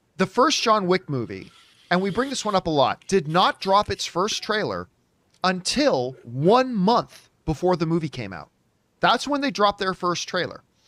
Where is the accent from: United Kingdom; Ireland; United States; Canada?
Canada; I'm Canadian.